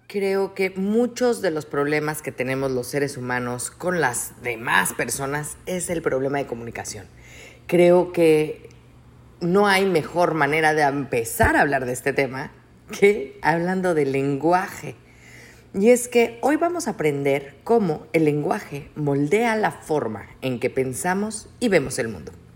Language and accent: Spanish; Mexico; Nosotros, como mexicanos orgullosos